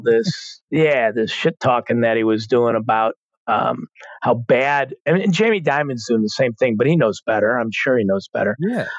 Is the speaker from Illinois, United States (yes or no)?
yes; Chicago, Illinois, United States; I grew up in Chicago